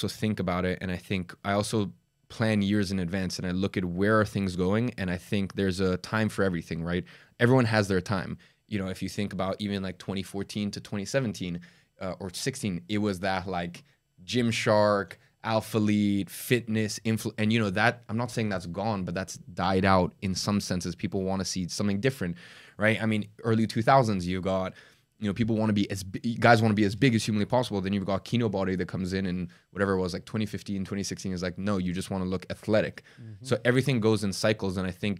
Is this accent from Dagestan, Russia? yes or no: yes; Dagestan, Russia; born there; I was born in Dagestan in Russia.